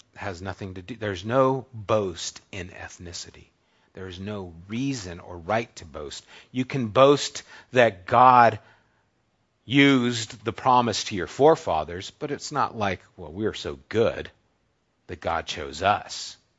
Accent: United States; I'm American

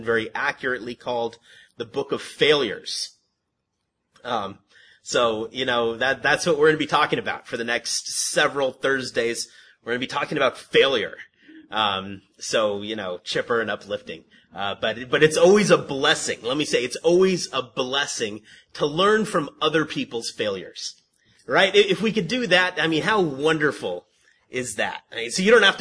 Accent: San Antonio Heights, California, United States; we grew up in San Antonio Heights, right up the hill.

